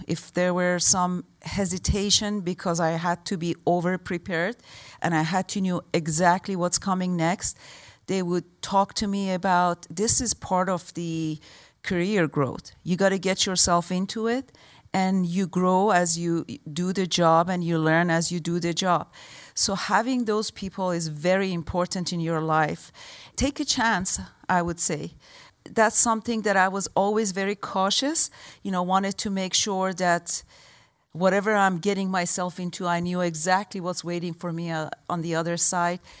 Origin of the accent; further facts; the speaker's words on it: Tehran, Tehran Province, Iran; moved away; also born or lived in Michigan, United States; I grew up in Iran.